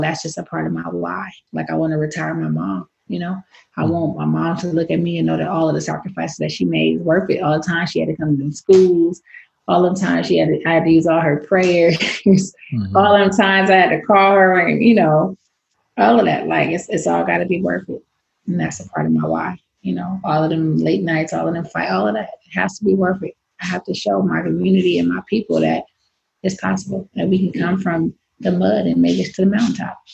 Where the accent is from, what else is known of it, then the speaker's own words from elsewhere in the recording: San Francisco, California, United States; we didn't have that growing up in San Francisco